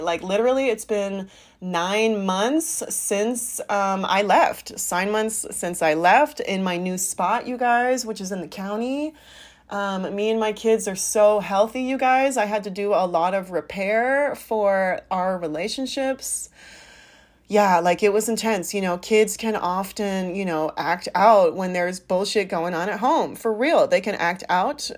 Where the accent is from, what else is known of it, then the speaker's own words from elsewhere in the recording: San Francisco Bay Area, California, United States; now in St. Louis, United States; I'm from the Bay, the Bay Area